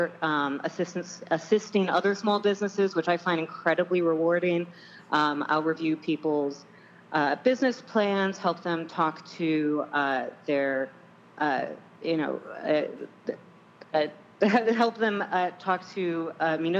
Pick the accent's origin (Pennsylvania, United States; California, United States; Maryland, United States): Pennsylvania, United States; Williamsport; moved away; also born or lived in Harrisburg area, Pennsylvania; I grew up in Williamsport, Pennsylvania, which is very rural and very economically depressed.